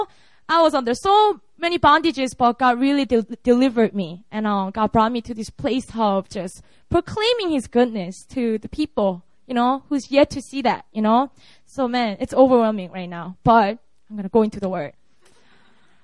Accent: South Korea; English is a second language; also born or lived in Seoul; preaching in my hometown

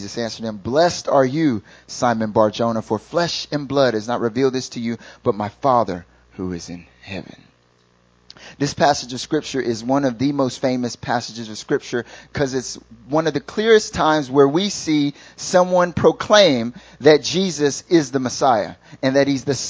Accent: North Carolina, United States; accent: thick country accent; I'm from North Carolina, born and raised. I'm from the mountains. When I went to high school, they called me … because I had such a thick country accent

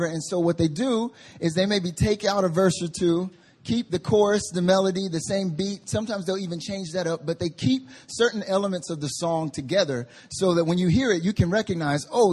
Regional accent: North Carolina, United States; now in Seoul, South Korea; I grew up in North Carolina

